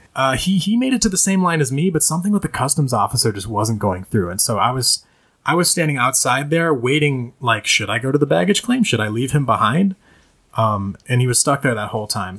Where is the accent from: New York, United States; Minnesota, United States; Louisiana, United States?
Minnesota, United States; I was raised primarily in Minnesota, the uh, state of 10,000 lakes